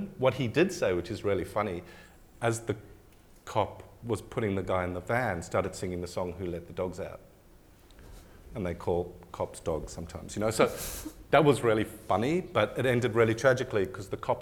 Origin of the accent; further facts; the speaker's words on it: South Africa; now in Australia; being South African, I've got a different kind of baggage to being white Australian